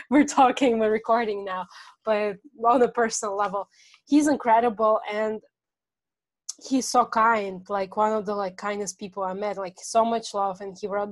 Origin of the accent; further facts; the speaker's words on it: Russia; moved away; I come from Russian culture.